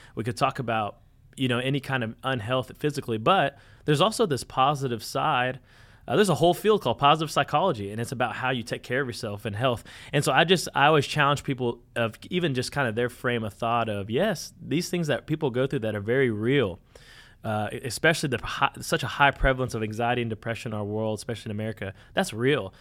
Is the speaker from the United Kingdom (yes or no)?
no; Conway, Arkansas, United States; we're from Conway and Arkansas, Central Arkansas